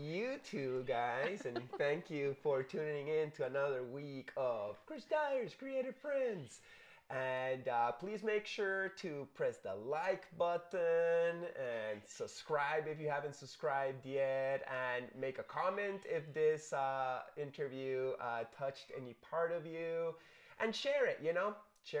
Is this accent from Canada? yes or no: yes; Canada; born there; And then me being born there yeah. made it that I'm officially Canadian and yeah.